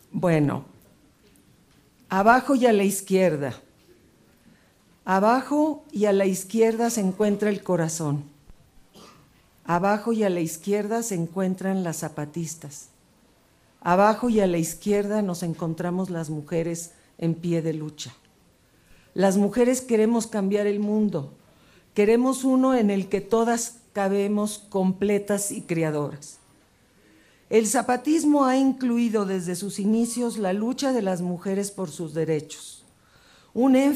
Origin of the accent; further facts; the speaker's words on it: Mexico; nuestra esperanza se desvanecería, quizás, sobre todo la mía como mujer y como mexicana